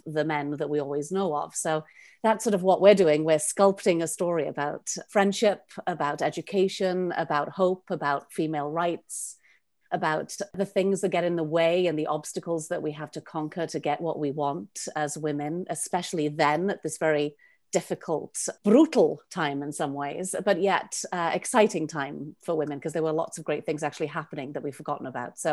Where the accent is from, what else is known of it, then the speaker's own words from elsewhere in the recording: Cardiff, Wales, United Kingdom; accent: Welsh; also born or lived in Brooklyn, New York City; now in New York City, United States; I am from Wales. You will hear my accent. I'm sure it pops out every now and then